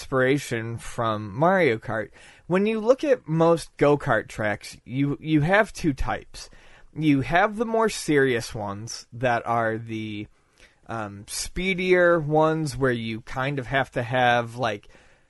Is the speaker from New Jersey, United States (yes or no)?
no; Buffalo, New York, United States; moved away; my home in my hometown of Buffalo